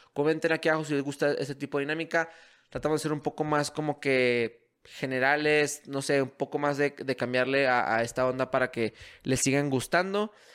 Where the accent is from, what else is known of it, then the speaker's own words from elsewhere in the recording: Mexico; mi país